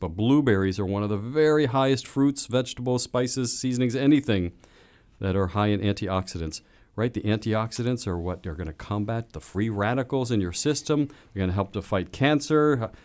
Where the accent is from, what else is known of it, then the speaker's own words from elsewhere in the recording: Sharpsburg, Pennsylvania, United States; my hometown